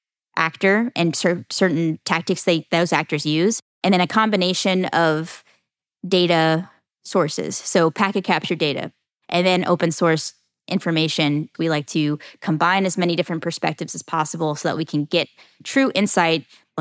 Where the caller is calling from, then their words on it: Jacksonville, Florida, United States; Jacksonville, Florida.